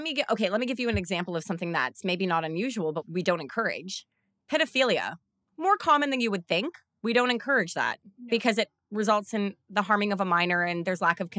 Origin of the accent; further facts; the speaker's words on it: Canada; it's also me and I'm Canadian.